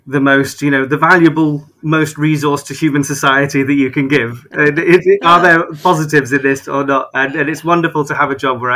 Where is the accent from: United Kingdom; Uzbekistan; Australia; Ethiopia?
United Kingdom; Glastonbury, South West England; I'm originally from Glastonbury, so I was sort of born and bred there